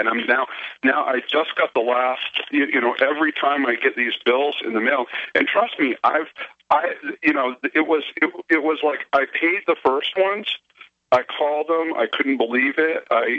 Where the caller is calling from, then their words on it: Maine, United States; from Maine, but this happened in Texas.